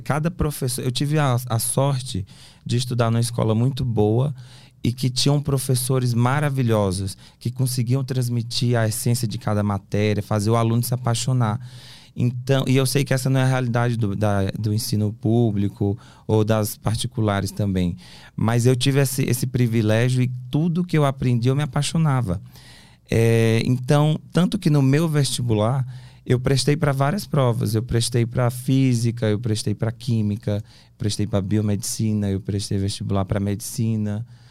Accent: Teresina, Piauí, Brazil; moved away as an adult; now in São Paulo, Brazil; Sou de Teresina, Piauí.

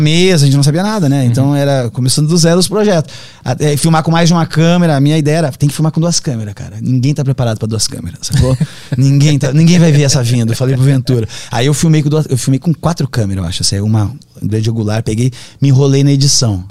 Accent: Brazil; nós somos brasileiros

